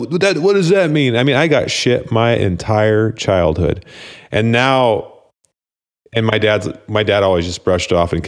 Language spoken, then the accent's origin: English; Dallas, Oregon, United States; I grew up in Oregon too.